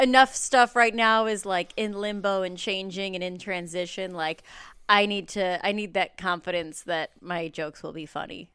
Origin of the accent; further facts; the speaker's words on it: Mount Prospect, Illinois, United States; moved away as an adult; now in Los Angeles, United States; I grew up in the Northwest suburbs